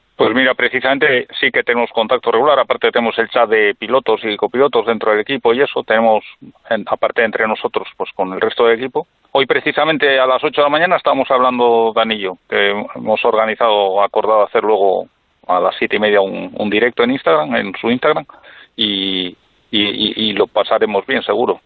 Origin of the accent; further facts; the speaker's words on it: Villacarriedo, Cantabria, Spain; Nosotros somos de Villacarrido